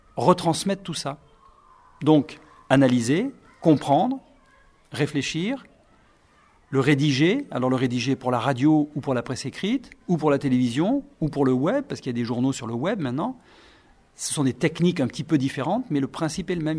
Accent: Brive-la-Gaillarde, Nouvelle-Aquitaine, France; also born or lived in Miami; ma ville euh, où je suis né en France, à Brive.

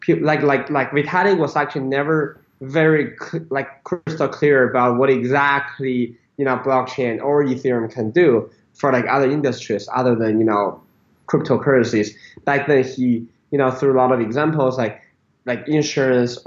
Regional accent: Beijing, China; moved away as an adult; also born or lived in United States; I was born in Beijing, went to U.S. for college

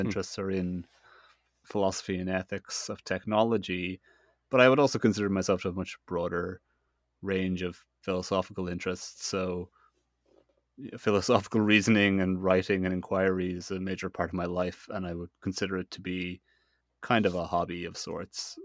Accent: Ireland; I'm Irish, eh? I kind of live in, in Ireland.

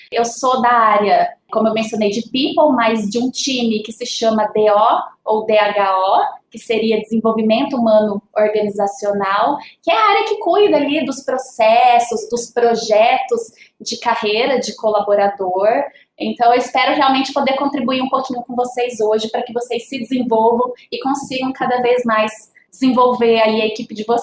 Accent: Paraná, Brazil; Sou paranaense, então vocês vão ouvir uns R aí. Eu sou do interior.

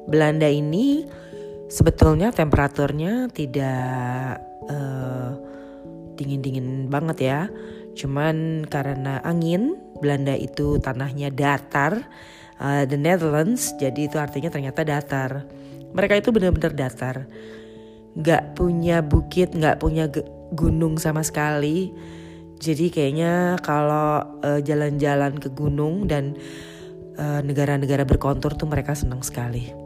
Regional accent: Jakarta, Indonesia; karena memang uh, lahir dan besarnya di Jakarta ya teman-teman juga di Jakarta

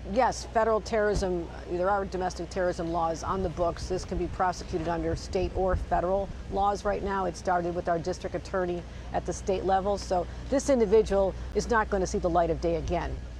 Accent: Buffalo, New York, United States; my hometown of Buffalo

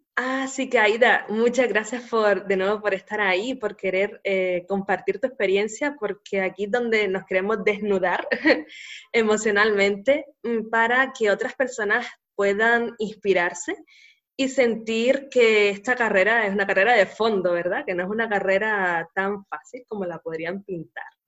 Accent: Canary Islands, Spain; nacida en Canarias

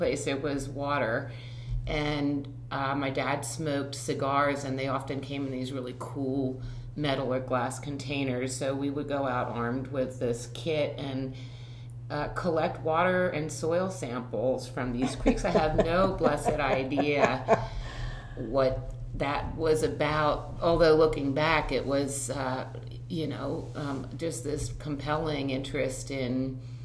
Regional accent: Philadelphia suburbs, Pennsylvania, United States; I grew up in the Philadelphia suburbs

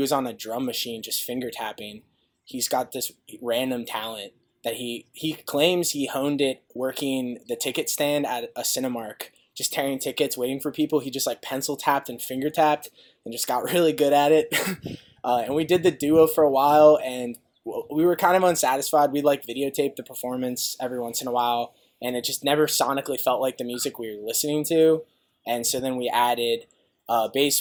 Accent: Cincinnati, Ohio, United States; moved away; I'm from Ohio originally, in Cincinnati to be specific

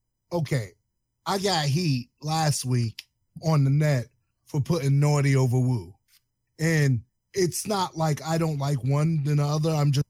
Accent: the East, East Coast, United States; even though I was from the East, we used to listen to a lot of stuff from the West

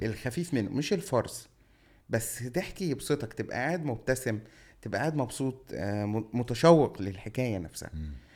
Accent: Cairo, Cairo Governorate, Egypt; also born or lived in Shubra, Cairo; انا مطراوي

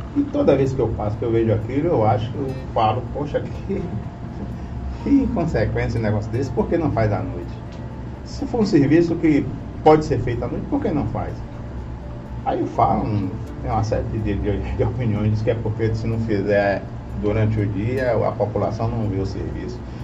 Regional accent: Itabuna, Bahia, Brazil; also born or lived in Santa Cruz da Vitória; eu sou, vou dizer que eu sou de Itabuna

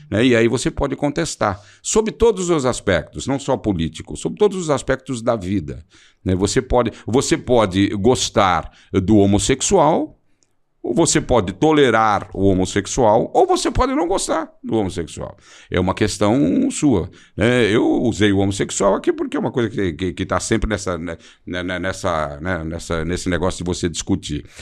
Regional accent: São Paulo, Brazil; eu voltei do Morumbi para Santana, para o Alto de Santana, da, da, onde eu sempre morei, onde eu nasci

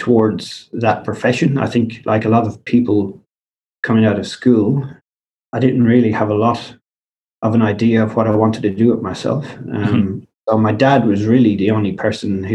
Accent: Kilkenny, Leinster, Ireland; moved away as an adult; also born or lived in New Zealand / Dublin / Bunbury, Australia; now in Perth, Australia; I grew up in Kilkenny, which, as you would know, is in the southeast of Ireland

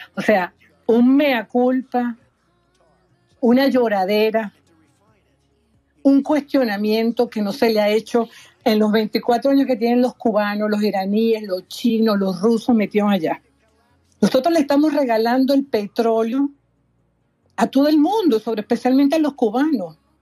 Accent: Venezuela; moved away; yo a lo mejor como venezolana

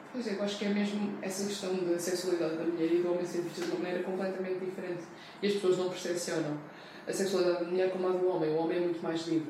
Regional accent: Portugal; Eu cresci em Portugal

